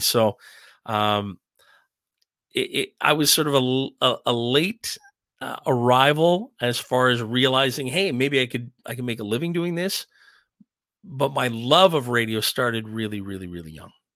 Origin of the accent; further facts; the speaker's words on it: Ottawa, Ontario, Canada; growing up in Ottawa